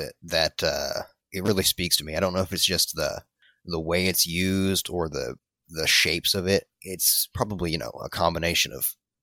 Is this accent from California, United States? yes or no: no; Tennessee, United States; I hail from Tennessee